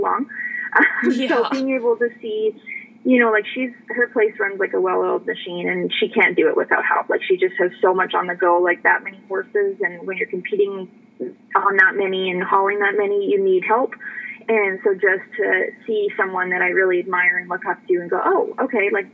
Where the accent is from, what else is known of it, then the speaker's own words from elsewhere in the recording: Canada; moved away as an adult; also born or lived in Texas / Arizona; now in United States; growing up in Canada